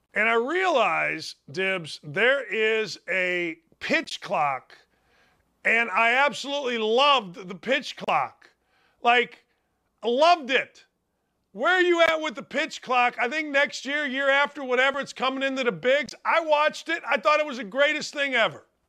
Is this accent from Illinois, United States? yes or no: yes; outside Chicago, Illinois, United States; I grew up outside Chicago